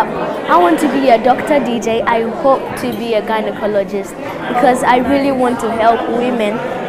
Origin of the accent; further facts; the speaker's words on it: Ghana; in my hometown, that's Swaman Dadiaso in Ghana